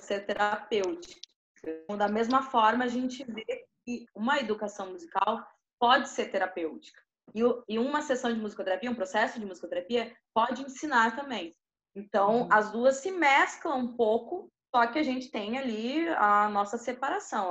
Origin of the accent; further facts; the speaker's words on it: Porto Alegre, Rio Grande do Sul, Brazil; moved away as an adult; da cidade onde eu, onde eu nasci, que é Porto Alegre, Rio Grande do Sul